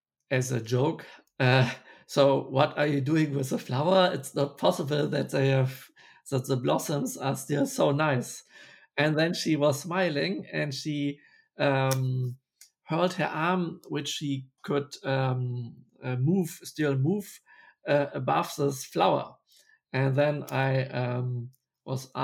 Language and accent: English; Bremen, Germany; English is a second language; my hometown, Bremen